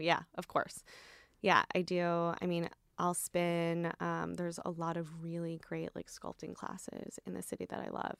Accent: Midwest, United States; also born or lived in Michigan; now in New York, United States; I grew up in the Midwest

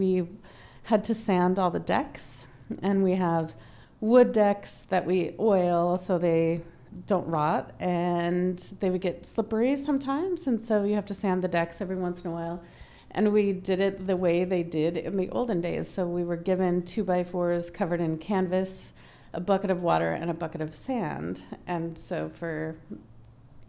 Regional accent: United States; also born or lived in Cayman Islands; an American woman

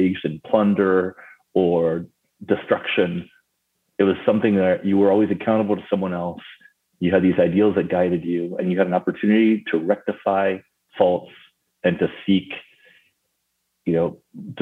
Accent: Paris, Île-de-France, France; moved away; also born or lived in Argentina; I was actually born in Argentina and I grew up in Paris, France.

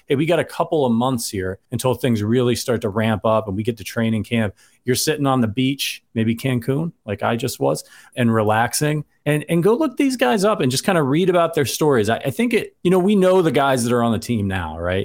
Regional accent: Northeast Ohio, United States; moved away; I'm from Northeast Ohio

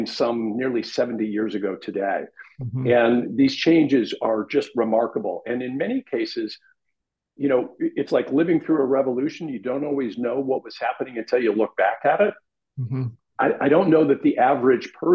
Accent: Los Angeles, California, United States; born or raised there

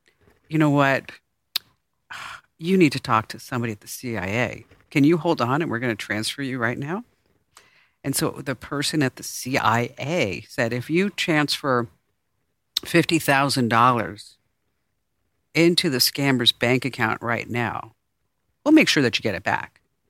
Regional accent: New York City, New York, United States; You know what a New Yorker is. I'm a New Yorker.

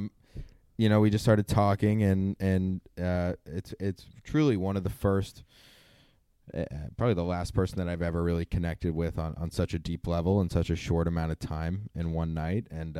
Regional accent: Los Angeles, California, United States; I grew up in Los Angeles

